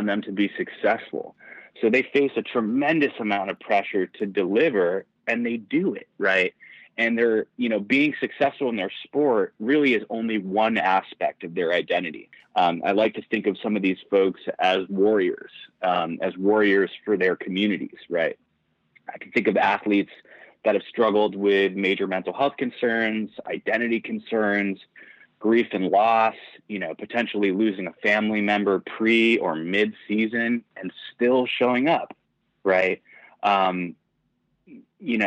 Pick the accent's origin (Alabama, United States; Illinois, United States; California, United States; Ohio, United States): California, United States; Southern; moved away; I am originally from Southern California, pretty competitive volleyball player. I won a state championship in high school.